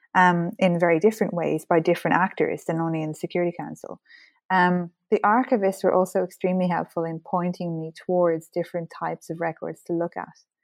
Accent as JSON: {"language": "English", "country": "Ireland", "said": "as an Irish person, history is very much part of our identity and our culture, so I certainly grew up, uh, surrounded by, um, books"}